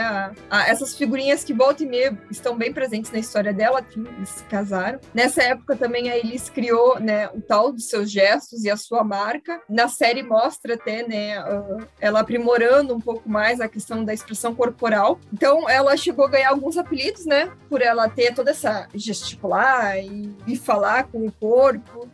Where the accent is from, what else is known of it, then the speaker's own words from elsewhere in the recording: Rio Grande do Sul, Brazil; nós quatro somos do Rio Grande do Sul